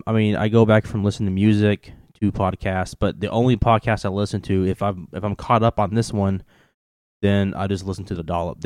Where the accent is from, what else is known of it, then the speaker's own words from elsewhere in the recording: Kentucky, United States; moved away; For the audience that don't know, if they can't tell by my ridiculous accent, I am from Kentucky. I don't really have a southern accent as much as I did when I first moved up here.